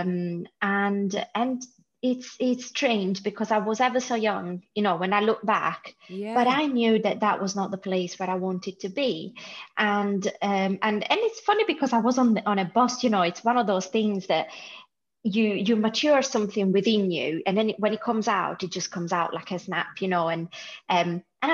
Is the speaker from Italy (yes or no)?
yes; Italy; moved away as an adult; now in United Kingdom; from Italy originally